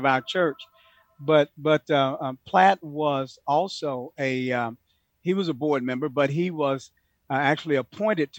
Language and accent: English; Houston, Texas, United States; I'm a product of that in Houston, Texas. I grew up in the Third Ward, Cashmere Garden, Sunnyside, all of the hoods